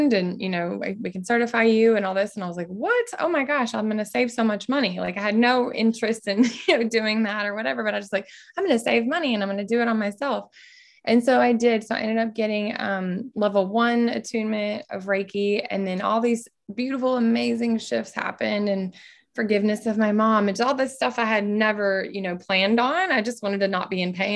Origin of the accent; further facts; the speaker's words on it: Texas, United States; moved away as an adult; also born or lived in California; I was born and raised in Texas